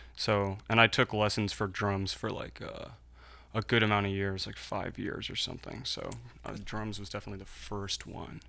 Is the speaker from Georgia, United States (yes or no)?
no; Philadelphia, Pennsylvania, United States; also born or lived in New York City; I'm from right here in Philadelphia. I moved here when I was three years old